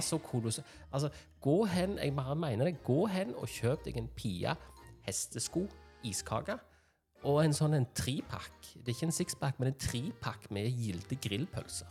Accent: Norway

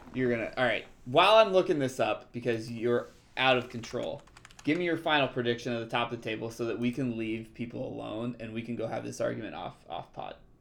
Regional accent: United States; we're American.

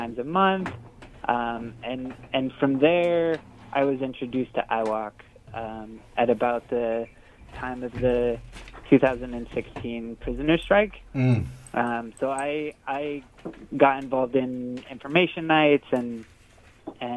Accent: Bakersfield, California, United States; I grew up in Bakersfield

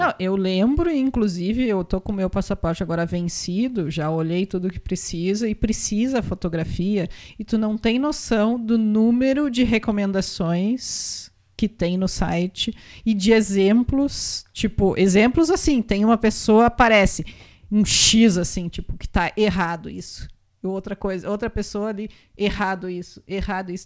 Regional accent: Rolante, Rio Grande do Sul, Brazil; born or raised there

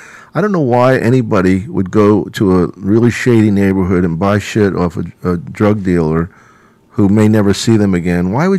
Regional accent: Philadelphia, Pennsylvania, United States; I'm from Philly, and Wildwood's like the suburb of Philly.

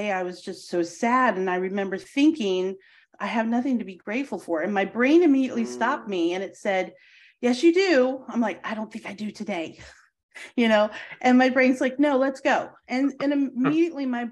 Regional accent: Charlottesville, Virginia, United States; University of Virginia is where I grew up, is in Charlottesville.

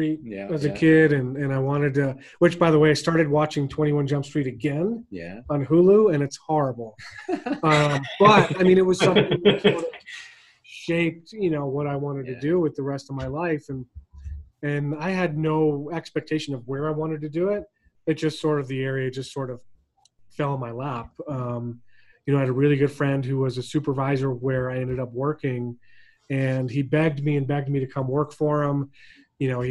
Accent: not far from Boston, Massachusetts, United States; moved away as an adult; I was born in Massachusetts, not far from Boston. Grew up, raised there for through high school

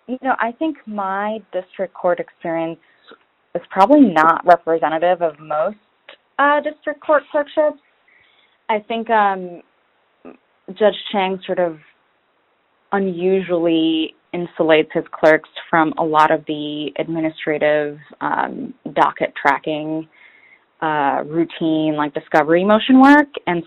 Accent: Detroit, Michigan, United States; also born or lived in Lebanon; I think I applied mostly in the Midwest because that's where I'm from. I immigrated from Lebanon and we eventually settled in Detroit, so I wanted to stay in the Midwest.

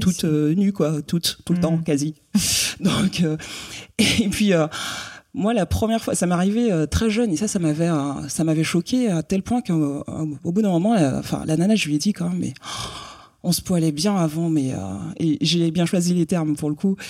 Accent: Guadeloupe; moved away as an adult; also born or lived in Bordeaux; je viens de la Guadeloupe, donc euh, à l'époque où je vivais en Guadeloupe

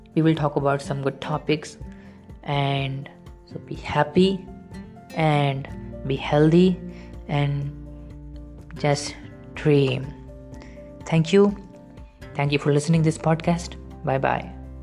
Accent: India; first language Hindi; English is a second language; I'm an Indian student studying science

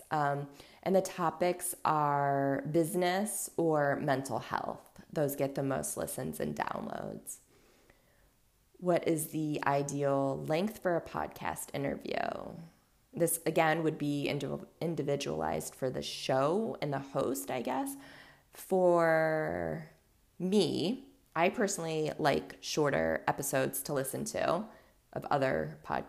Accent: Cleveland, Ohio, United States; also born or lived in Los Angeles, California / Louisville, Kentucky / Mobile, Alabama; I grew up in a suburb of Cleveland, and then I went to college in Ohio, and then I moved back to LA for a bit, and then back to Ohio. So for the most part, Ohio. I grew up in Ohio

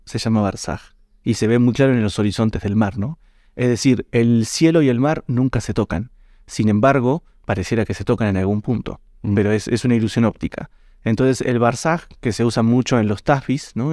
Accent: Mar del Plata, Buenos Aires Province, Argentina; moved away as an adult; also born or lived in Villa María, Córdoba, Argentina; now in Ecuador; Nací en Mar del Plata, cuatrocientos y pico de kilómetros al sur de Buenos Aires por la costa.

